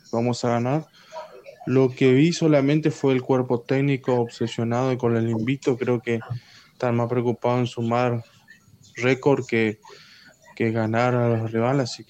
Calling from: Puerto Tirol, Chaco, Argentina; de Puerto Tirol Chaco.

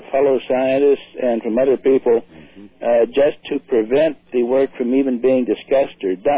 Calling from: Pittsburgh, Pennsylvania, United States; I'm calling from Pittsburgh, Pennsylvania.

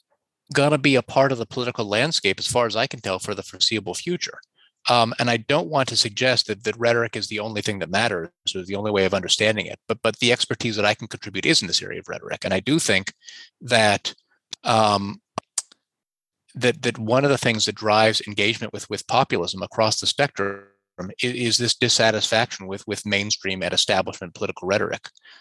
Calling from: Canada; I'm talking from Canada, in which we've had an occupation going on in the capital

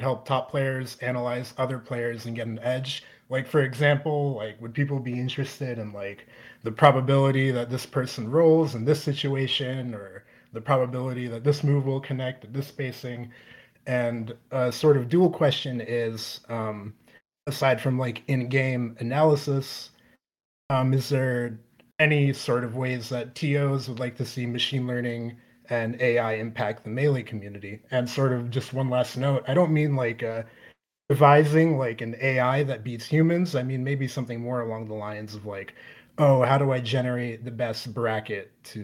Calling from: Evanston, Illinois, United States; So I'm calling in from Evanston, Illinois.

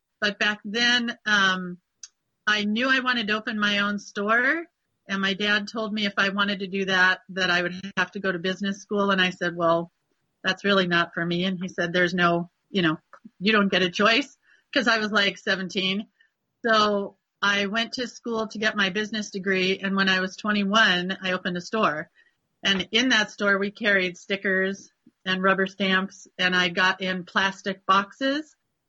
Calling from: United States; We are in the Sierra Nevada mountains in between Sacramento and Reno. That's what I usually tell people.

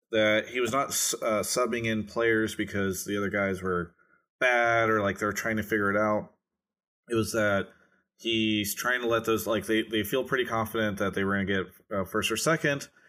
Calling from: Fort Myers, Florida, United States; Calling from Fort Myers, Florida.

